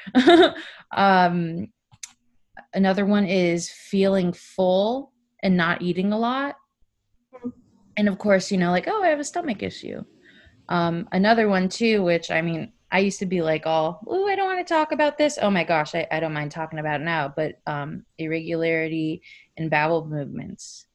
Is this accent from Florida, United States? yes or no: yes; South Florida, United States; also born or lived in Orlando; I grew up in South Florida